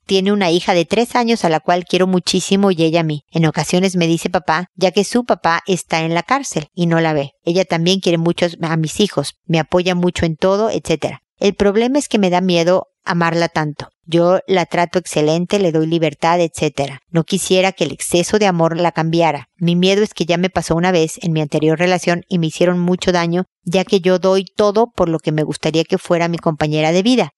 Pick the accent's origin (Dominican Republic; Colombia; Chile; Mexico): Mexico; para mis hijos y para mí, como buenos mexicanos